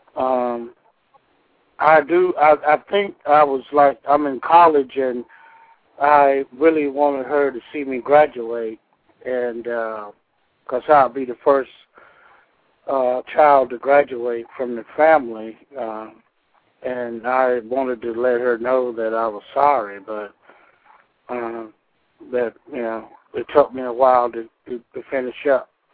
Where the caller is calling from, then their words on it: Georgia, United States; I'm calling from Georgia